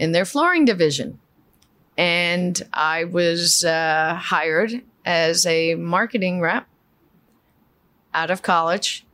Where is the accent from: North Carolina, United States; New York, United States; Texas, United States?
New York, United States; New York City; first language Spanish; English is a second language; I grew up in um, in East Elmhurst, Queens